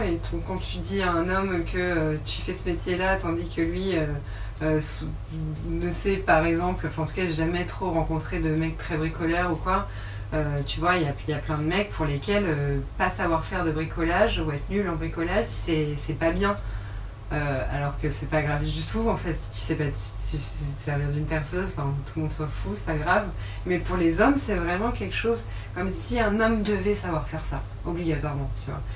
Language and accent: French; Rouen, Normandy, France; moved away as an adult; now in Paris, France; je viens de Rouen, je suis rouennaise et j'habite actuellement à Paris depuis 6 ans.